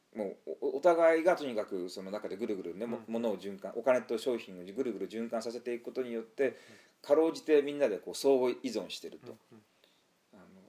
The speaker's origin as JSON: {"language": "Japanese", "region": "Tokyo", "country": "Japan", "tie": "born or raised there", "also_born_or_lived": "Saitama", "moved": "yes", "lives_now": "Kobe, Japan", "said": "僕らの世代はまだ、東京生まれであってもすごく自然が近いところにあった"}